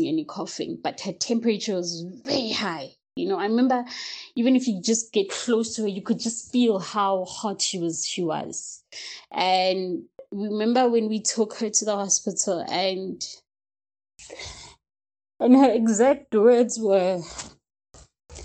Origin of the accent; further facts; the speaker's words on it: Ga-Rankuwa, Gauteng, South Africa; I'm from Pretoria and from Garankuwa, actually, to be more specific